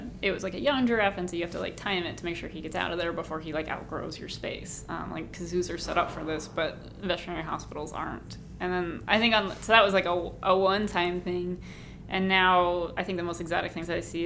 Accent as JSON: {"language": "English", "region": "Ohio", "country": "United States", "tie": "born or raised there", "moved": "as an adult", "lives_now": "Massachusetts, United States", "said": "where I grew up in Ohio"}